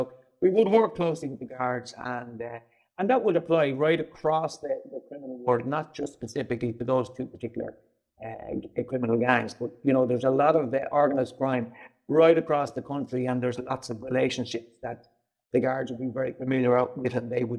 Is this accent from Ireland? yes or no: yes; Dublin, Leinster, Ireland; I'm from Dublin. I'm from the south inner city and was raised in a place just off James Street. Family of eight siblings and my two parents.